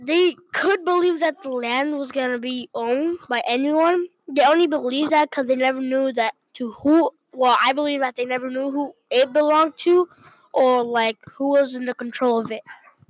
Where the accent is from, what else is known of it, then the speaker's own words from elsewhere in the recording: Mexico; now in Minnesota, United States; Dimatanhan. I am from Mexico.